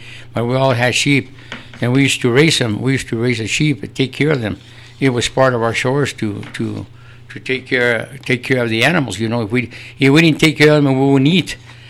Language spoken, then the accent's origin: English; Los Ojos, New Mexico, United States; English is a second language; I'm raised here I was born in Los Ojos in 1946. … And I started going to school with the nuns there in Los Ojos.